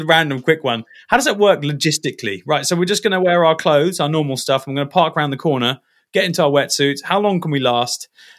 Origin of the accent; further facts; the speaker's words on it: Dubai, United Arab Emirates; And I grew up in Dubai, and I remember I could only get Surfing magazine from my local shop